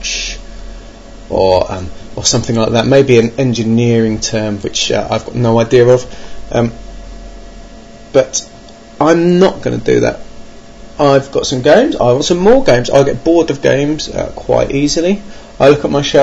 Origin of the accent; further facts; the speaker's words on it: Birmingham, West Midlands, United Kingdom; 2 were in my hometown